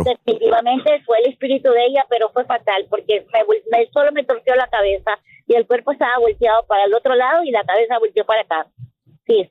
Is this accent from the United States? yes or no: yes; New York, United States; moved away as an adult; also born or lived in Spring, Texas; yo soy de Nueva York